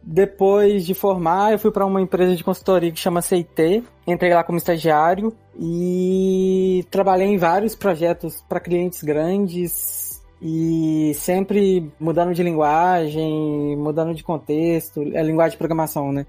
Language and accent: Portuguese; Belo Horizonte, Minas Gerais, Brazil; moved away as an adult; now in Estonia; Eu sou mineiro, de Belo Horizonte.